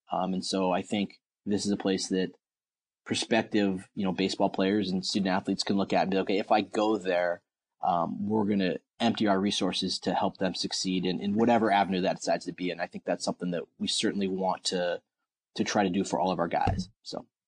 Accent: Portland, Oregon, United States; moved away; I'm from Portland, Oregon, and we don't have a baseball team there

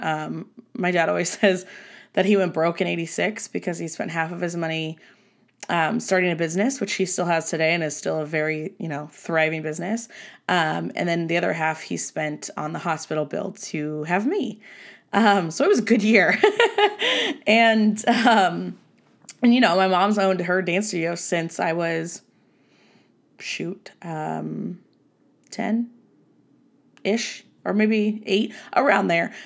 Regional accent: Southern California, United States; moved away as an adult; now in Nevada, United States; I was born and raised in Southern California

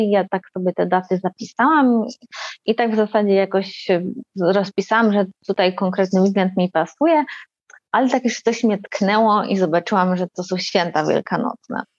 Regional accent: Warsaw, Masovian Voivodeship, Poland; jestem z Warszawy, mieszkam w Warszawie

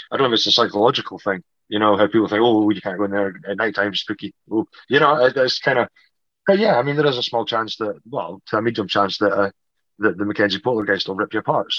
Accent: St Andrews, Scotland, United Kingdom; now in Edinburgh, United Kingdom; I'm from St Andrews originally on the East Coast

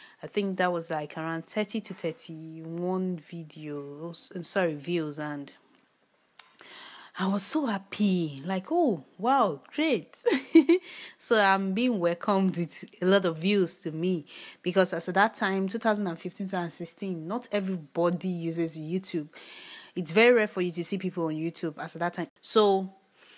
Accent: Nigeria; I'm a Nigerian. By birth, by origin, by nationality, by everything, I'm a Nigerian.

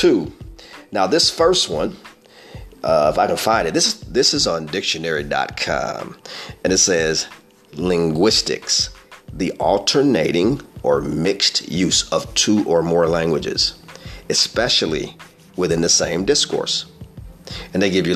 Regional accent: Midwest, United States; I'm from the Midwest

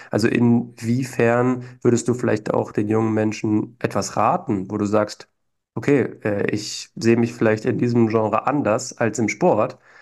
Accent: Berlin, Germany; moved away; also born or lived in Vienna; Ich bin zwar in Berlin geboren, bin jetzt auch wieder in Berlin, aber habe in Wien gelebt

